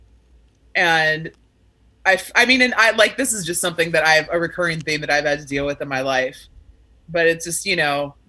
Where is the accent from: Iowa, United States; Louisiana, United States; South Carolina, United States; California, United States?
California, United States; Sacramento; now in Los Angeles, United States; I'm originally from Sacramento